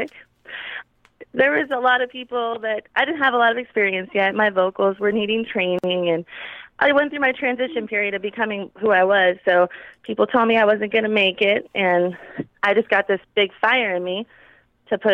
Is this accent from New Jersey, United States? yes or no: no; California, United States; now in Phoenix, United States; I'm from California